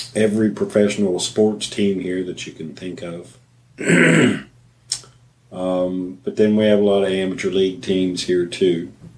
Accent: South Carolina, United States; moved away as an adult; now in Dallas, United States; I moved here from South Carolina just a couple of years ago after living there for 22 years

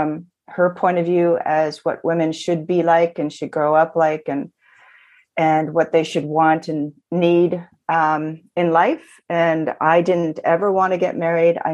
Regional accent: Toronto, Ontario, Canada; I come to you from Toronto. I've been born, I was born and raised here.

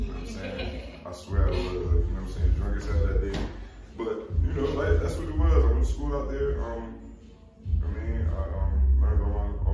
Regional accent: Roselle, New Jersey, United States; I'm from Rosario, USA, Rosario, New Jersey.

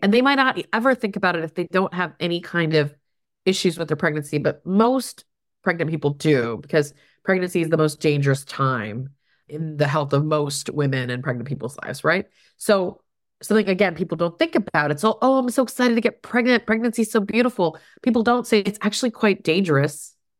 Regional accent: Houston, Texas, United States; moved away as an adult; also born or lived in Berkeley, California; I grew up mostly in the Tech, in the Houston, Texas region.

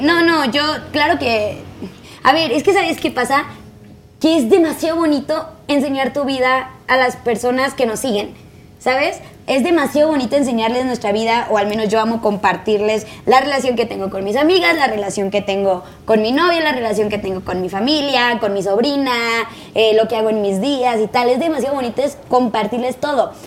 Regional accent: Tijuana, Baja California, Mexico; moved away; Yo soy de Tijuana

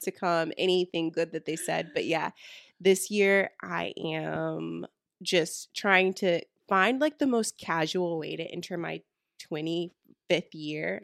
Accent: the South, North Carolina, United States; we are from the South and we live in the South. So, we're talking about North Carolina

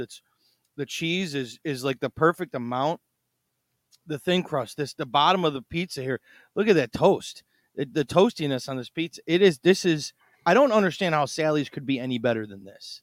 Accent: Chicago, Illinois, United States; I'm from Chicago

